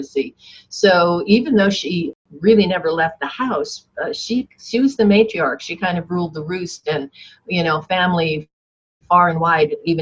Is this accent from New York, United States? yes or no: yes; Yonkers, New York, United States; I grew up in Yonkers, New York